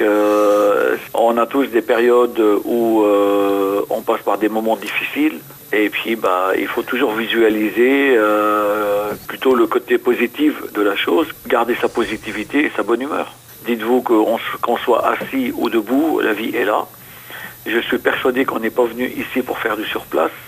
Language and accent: French; Lebanon; moved away as an adult; also born or lived in Beirut; now in France; je suis né au Liban où euh, j'ai été blessé à l'âge de 18 ans par balle pendant la guerre et où je me suis engagé à l'âge de 15 ans